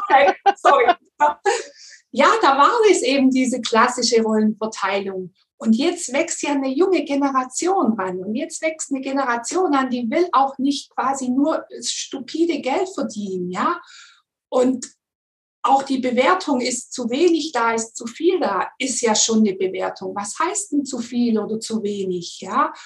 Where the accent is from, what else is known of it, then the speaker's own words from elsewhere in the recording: Swabia, Germany; komme ich aus dem Schwabenland